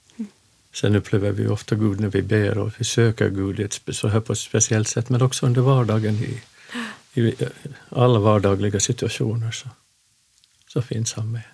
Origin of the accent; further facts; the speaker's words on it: Finland; moved away as an adult; also born or lived in Stockholm, Sweden / Örnsköldsvik, Sweden; now in Köpmanholmen, Sweden; vi kommer från Finland som du kanske hör